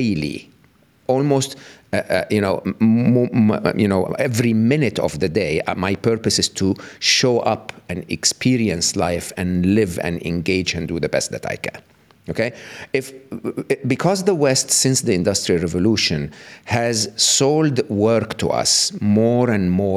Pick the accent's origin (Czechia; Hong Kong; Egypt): Egypt; moved away as an adult; I was born and raised in the East, in Egypt